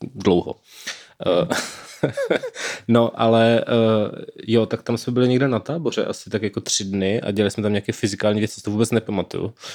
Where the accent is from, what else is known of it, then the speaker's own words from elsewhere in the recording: Brno, South Moravian Region, Czechia; já jsem v Brně